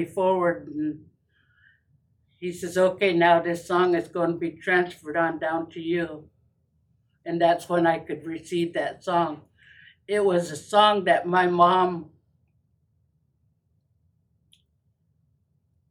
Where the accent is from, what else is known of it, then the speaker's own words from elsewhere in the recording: Muckleshoot, Washington, United States; also born or lived in Tucson, Arizona; I'm from Muckleshoot